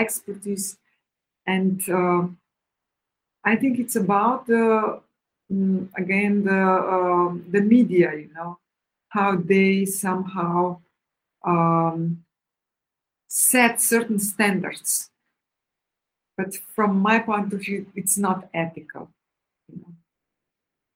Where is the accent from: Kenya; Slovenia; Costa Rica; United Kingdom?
Slovenia; moved away as an adult; now in Cyprus; I really love Slovenia a lot. It's still my homeland, you know. I was born there